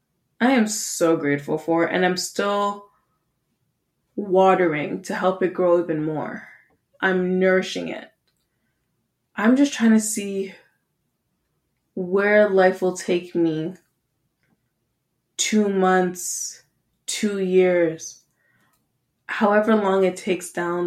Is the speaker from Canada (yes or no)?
yes; Canada; Yes, we are Canadian, so it's .ca, not .com, mostly because .com was taken, but that's okay.